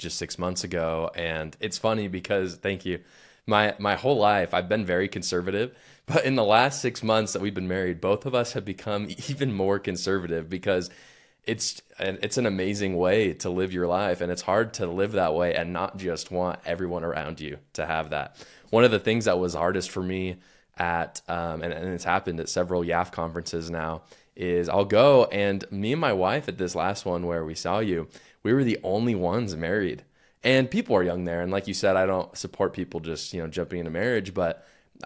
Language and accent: English; Utah, United States; In my home state of Utah